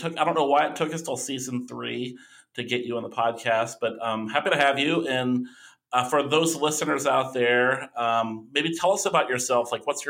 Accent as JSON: {"language": "English", "town": "Owensboro", "region": "Kentucky", "country": "United States", "tie": "born or raised there", "moved": "yes", "said": "I grew up near Indiana, and I don't know if you knew this about me, Tony, but I grew up part of my life. I grew up in Owensboro, Kentucky, which is right on the river"}